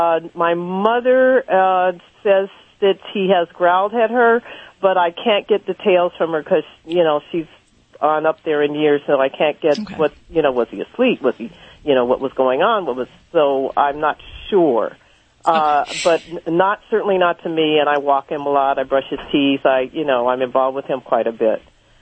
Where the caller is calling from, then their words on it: Los Angeles, California, United States; I'm calling from Los Angeles